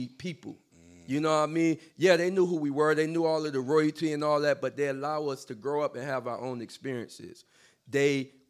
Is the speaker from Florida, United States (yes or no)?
yes; Florida, United States; I was born and raised in Florida